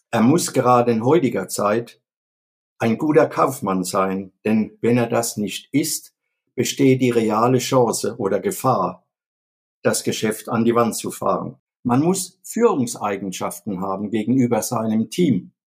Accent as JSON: {"language": "German", "town": "Viernheim", "region": "Hesse", "country": "Germany", "said": "Ich komme aus Viernheim das liegt mitten in der wirtschaftsstarken Metropolregion Rhein-Neckar vor den Toren von Mannheim und auch in der Nähe von Heidelberg und Ludwigshafen."}